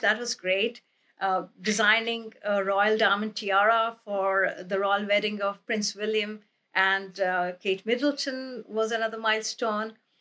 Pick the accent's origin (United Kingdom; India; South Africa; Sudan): India; moved away; when I was growing up in India